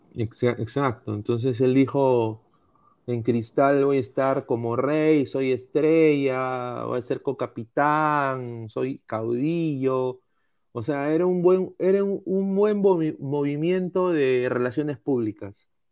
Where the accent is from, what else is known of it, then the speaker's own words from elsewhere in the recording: Peru; uno como peruano